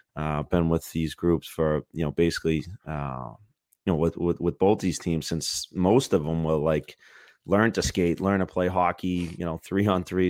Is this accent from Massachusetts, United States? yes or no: yes; Boston, Massachusetts, United States; growing up in Boston